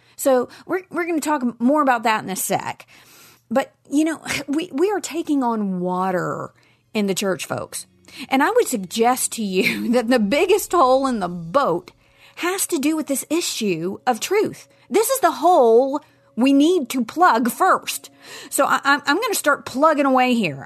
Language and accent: English; Nashville, Tennessee, United States; in Nashville, Tennessee, my hometown.